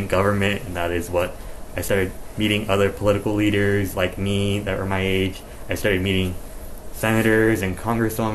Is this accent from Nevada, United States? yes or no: yes; Las Vegas, Nevada, United States; also born or lived in East Los Angeles, California; I moved to Vegas when I was a toddler. So have been raised in Nevada for most of my life. I consider myself a native Nevadan just because this is where I was raised